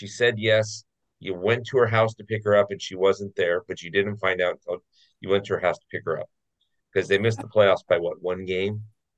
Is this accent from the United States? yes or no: yes; Boston, Massachusetts, United States; I mean, I'm from Boston, right?